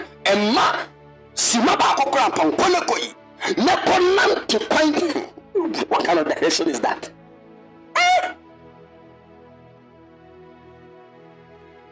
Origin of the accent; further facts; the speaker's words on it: Kumasi, Ashanti, Ghana; moved away as an adult; now in Cape Coast, Ghana; I was born bred dead in Kumasi